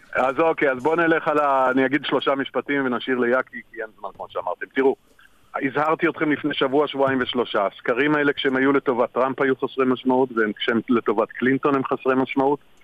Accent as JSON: {"language": "Hebrew", "country": "Israel", "said": "שלנו כישראלים"}